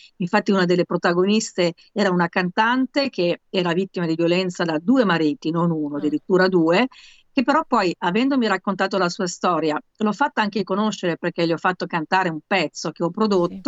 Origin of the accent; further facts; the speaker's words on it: Milan, Lombardy, Italy; io sono comunque a Milano, sono milanese